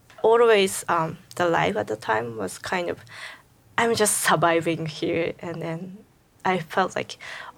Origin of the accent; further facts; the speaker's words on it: Japan; now in United States; I'm from Japan.